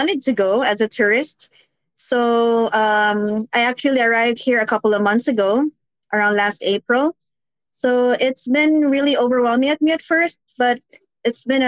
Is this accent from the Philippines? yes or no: yes; Philippines; now in Florida, United States; home in the Philippines